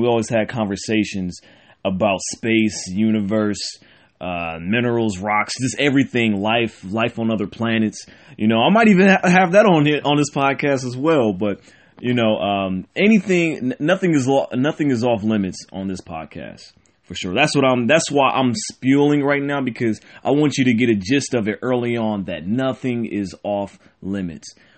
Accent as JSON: {"language": "English", "town": "Cleveland", "region": "Ohio", "country": "United States", "tie": "born or raised there", "said": "I'm born and raised in Cleveland, Ohio"}